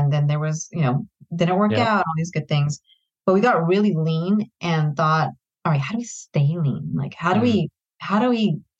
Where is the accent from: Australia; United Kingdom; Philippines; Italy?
Philippines; And they're from the Philippines, which is, you know, that's great. I'm Filipino.